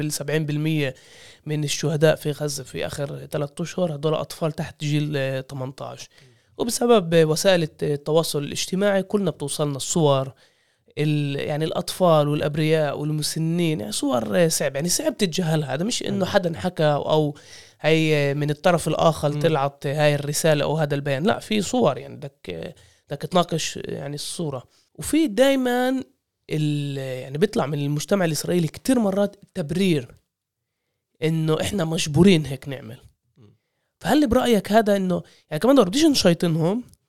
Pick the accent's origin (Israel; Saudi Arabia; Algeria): Israel; إحنا فلسطينية الداخل